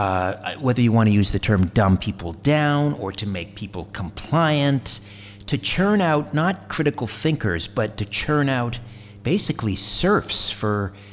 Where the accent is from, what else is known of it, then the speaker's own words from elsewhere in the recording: Brantford, Ontario, Canada; just west of Brantford, my hometown in Ontario